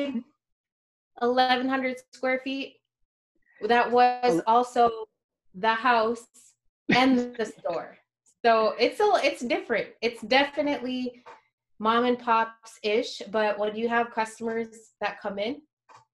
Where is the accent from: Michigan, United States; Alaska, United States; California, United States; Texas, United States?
Alaska, United States; rural Alaska village, United States; now in Anchorage, United States; went back to my hometown